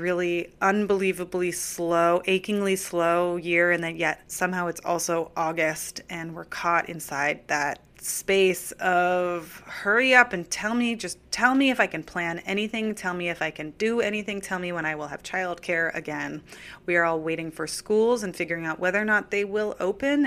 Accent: California, United States; now in New York City, United States; I grew up in California

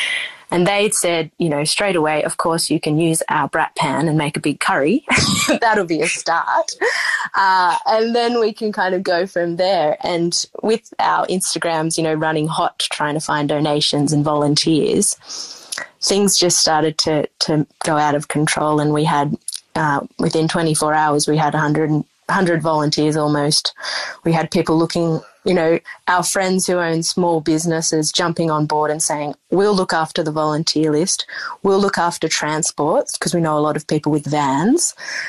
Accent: Coleambally, New South Wales, Australia; But I grew up out in the Riverina in a small town called Collyambly on a sheep and rice farm, an irrigated area.

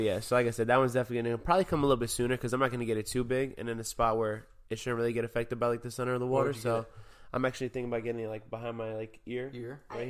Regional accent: New York, United States; I love the fact that I'm from New York, you know, and like people can kind of pick up on that vibe like when I really talk how I talk, you know.

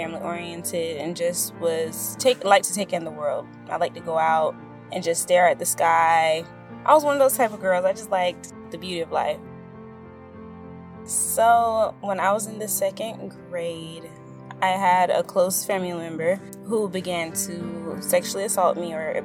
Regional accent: St. Petersburg, Florida, United States; I'm from St. Petersburg, Florida

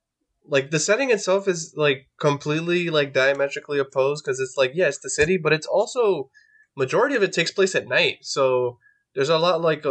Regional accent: New York, United States; As a New Yorker

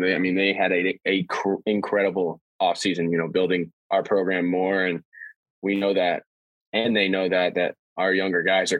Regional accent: New York, United States; So I was born in New York, obviously

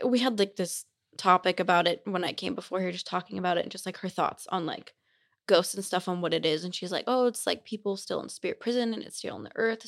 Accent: Simi Valley, California, United States; also born or lived in Utah; now in Provo, United States; I'm from California. I'm not from here

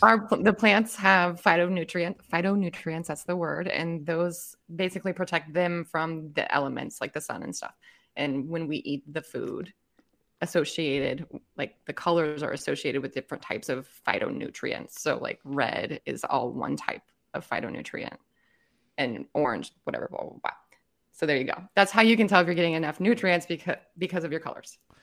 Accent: Indiana, United States; now in Alaska, United States; I'm from Indiana originally, so like right above you

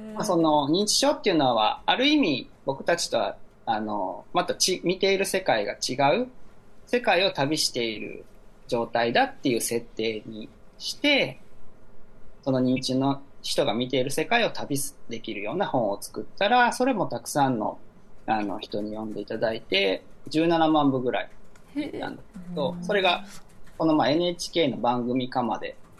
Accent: Akashi, Hyogo, Japan; born or raised there; also born or lived in Kyoto

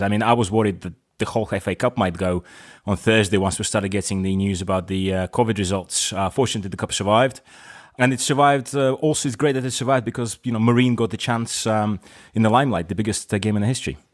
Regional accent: Crosby, North West England, United Kingdom; moved away; I grew up in Crosby.

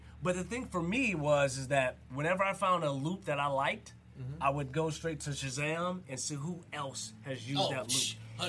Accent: the South, United States; moved away; Hey, listen, I'm from the South.

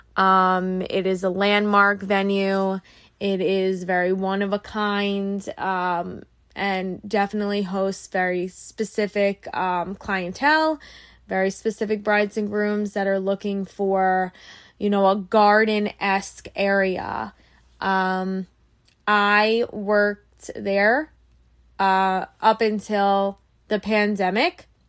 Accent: Long Island, New York, United States; I'm from Long Island. I grew up my whole life on Long Island, New York.

